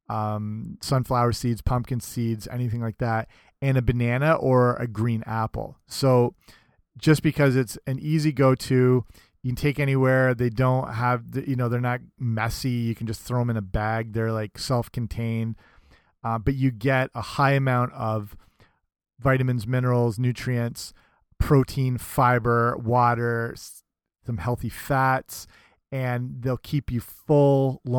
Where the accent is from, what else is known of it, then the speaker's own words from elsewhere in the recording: England, United Kingdom; I was raised partially in England, so I'm a freak over there for not liking tea.